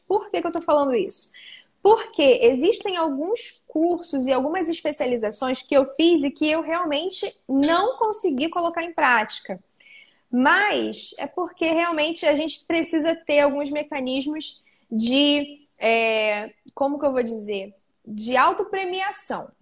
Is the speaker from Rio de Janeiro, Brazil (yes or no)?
yes; Arraial do Cabo, Rio de Janeiro, Brazil; eu sou de Arraial do Cabo, região do interior da região dos Lagos do Rio